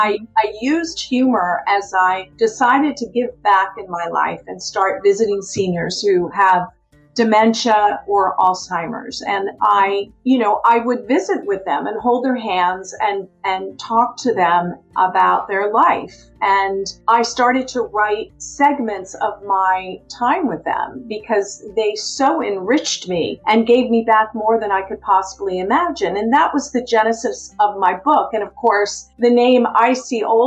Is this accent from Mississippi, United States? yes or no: no; Baltimore, Maryland, United States; moved away as an adult; also born or lived in Southern California; now in Seattle, United States; originally, I grew up in Baltimore, Maryland on the East Coast